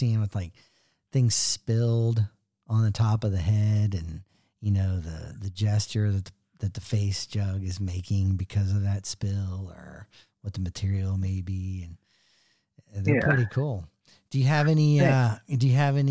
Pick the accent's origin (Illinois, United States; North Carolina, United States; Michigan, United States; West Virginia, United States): West Virginia, United States; I'm from West Virginia